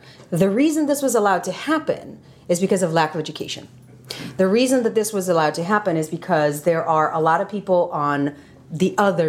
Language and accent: English; Tel Aviv, Tel Aviv District, Israel; moved away as an adult; now in United States; I'm Israeli-American. So I was born and raised in Israel, and I live in the United States.